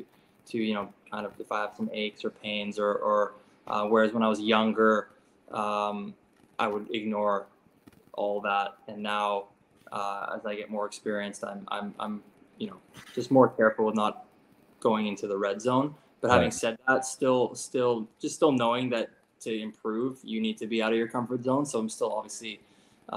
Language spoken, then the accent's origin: English; Canada; as a Canadian